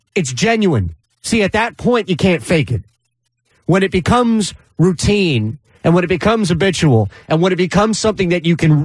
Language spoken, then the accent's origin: English; Philadelphia, Pennsylvania, United States; as a Philadelphian